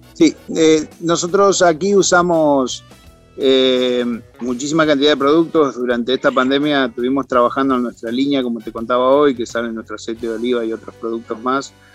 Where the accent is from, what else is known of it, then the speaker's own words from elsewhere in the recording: San Pedro, Buenos Aires Province, Argentina; now in Mendoza, Argentina; Comencé a los 12 años en la ciudad de San Pedro, provincia de Buenos Aires, en donde soy oriundo, o de donde soy oriundo